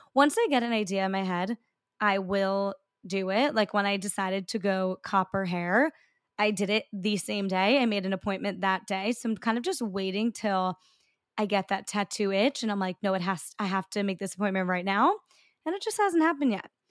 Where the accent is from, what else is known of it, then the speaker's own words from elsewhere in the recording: New York, United States; I'm a New Yorker